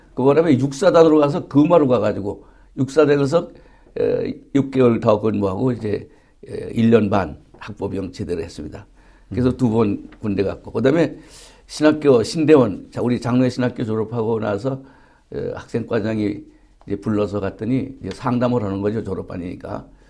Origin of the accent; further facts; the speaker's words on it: Yangju County, Gyeonggi Province, South Korea; 경기도 양조군 와보면 송천리 배나무 용진이라는 동네에서 어, 태어났습니다